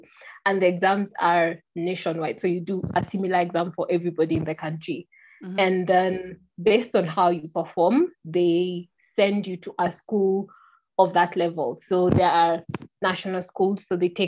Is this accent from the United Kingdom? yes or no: no; Kenya; born or raised there; first language Kikuyu; English is a second language; also born or lived in Nairobi / China